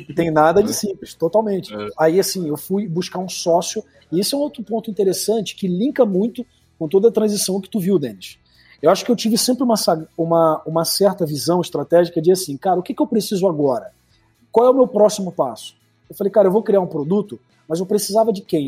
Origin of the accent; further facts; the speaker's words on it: Rio de Janeiro, Brazil; now in Espírito Santo, Brazil; Vim ali do Rio de Janeiro, Campo Grande, Big Field, terra de Malboro. Só quem é de Campo Grande sabe o que, que significa